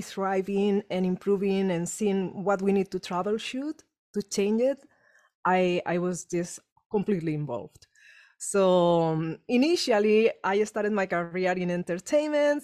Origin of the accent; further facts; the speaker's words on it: Spain; English is a second language; moved away as an adult; now in Los Angeles, United States; trauma I had growing up in Spain